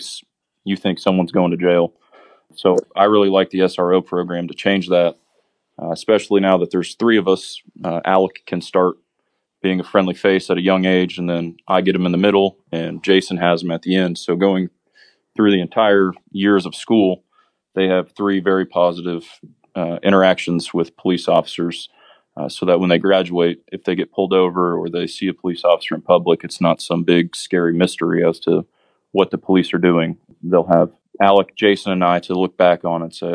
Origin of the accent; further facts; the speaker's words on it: Ellettsville, Indiana, United States; I was born and raised in Ellisville.